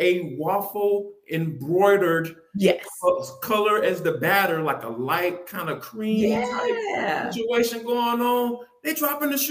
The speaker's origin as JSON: {"language": "English", "town": "Atlanta", "region": "Georgia", "country": "United States", "tie": "born or raised there", "said": "I am born and raised in Atlanta"}